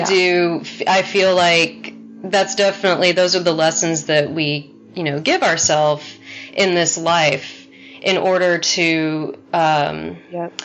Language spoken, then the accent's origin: English; Texas, United States; growing up in Texas